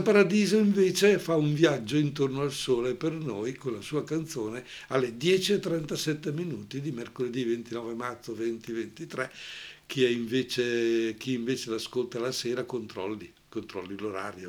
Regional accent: Brescia area, Lombardy, Italy; accent: Brescian; al nostro dialetto bresciano

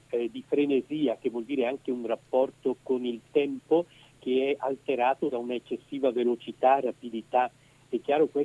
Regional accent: Edolo, Lombardy, Italy; also born or lived in Rome; Sì, io sono bresciano, nato a Edolo nel 1965, poi eh, sono sempre eh, stato più o meno sul territorio bresciano, eh, tranne alcuni anni che ho passato a Roma per gli studi

